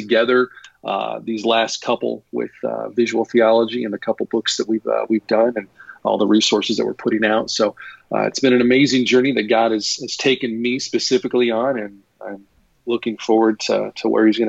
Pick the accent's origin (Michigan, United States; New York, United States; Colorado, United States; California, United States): Colorado, United States; moved away as an adult; now in Iowa, United States; So I've been in Iowa here for now a little over 20 years. I grew up in Colorado originally. All my family's still back there.